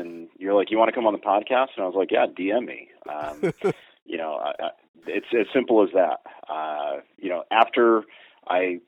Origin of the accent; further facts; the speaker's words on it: Connecticut, United States; I grew up in Connecticut. We don't have a lot of public hunting land here